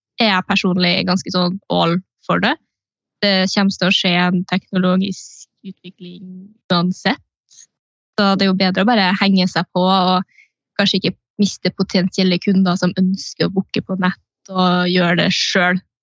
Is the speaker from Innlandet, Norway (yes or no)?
no; Steinkjer, Trøndelag, Norway; now in Trondheim, Norway; jeg er fra Steinkjer